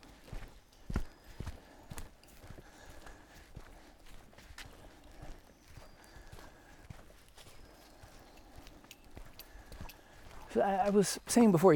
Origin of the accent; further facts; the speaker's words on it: Chicago, Illinois, United States; moved away as an adult; now in Georgia, United States; I'm from Chicago